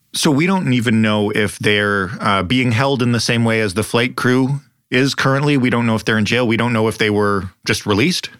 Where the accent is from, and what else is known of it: Canada